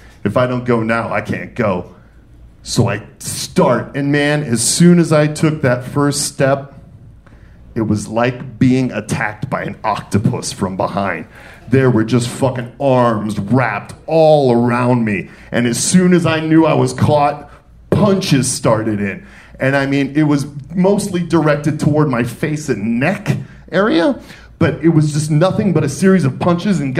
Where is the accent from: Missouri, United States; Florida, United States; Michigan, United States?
Michigan, United States; Detroit; born or raised there; moved away; also born or lived in New York City / Atlanta